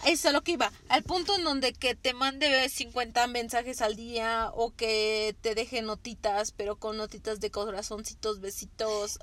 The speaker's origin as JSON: {"language": "Spanish", "country": "Mexico", "said": "como mexicanas"}